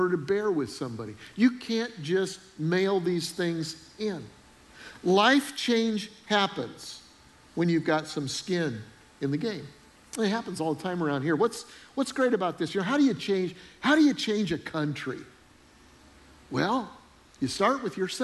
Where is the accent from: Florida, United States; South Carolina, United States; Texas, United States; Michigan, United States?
South Carolina, United States; Charleston; I'm from Charleston, South Carolina